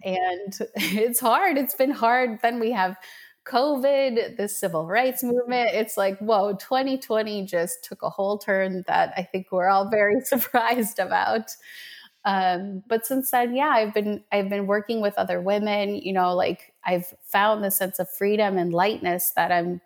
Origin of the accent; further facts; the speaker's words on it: Minnesota, United States; also born or lived in Medellin, Colombia; So I was born in Medellin, Colombia, um, in South America, and um, when we when I was seven, we moved to Minnesota